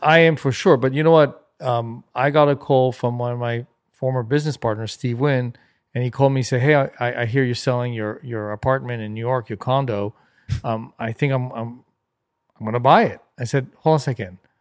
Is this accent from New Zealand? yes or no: no; Paris, Île-de-France, France; moved away; also born or lived in Los Angeles / Germany; Growing up in Paris in the late sixties and seventies was unbelievable.